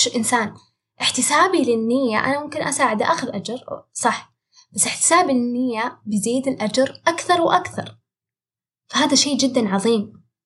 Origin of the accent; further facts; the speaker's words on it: Saudi Arabia; عندنا في السعودية